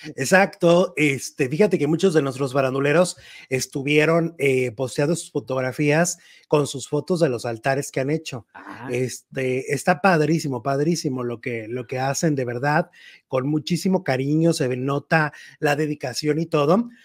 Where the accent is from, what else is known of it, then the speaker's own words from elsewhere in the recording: Mexico; En México somos muy, muy, muy de humor negro